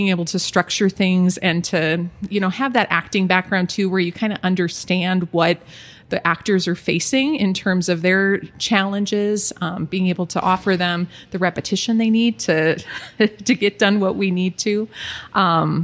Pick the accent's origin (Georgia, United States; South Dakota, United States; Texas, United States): South Dakota, United States; Aberdeen; now in Sioux Falls, United States; We grew up together in Aberdeen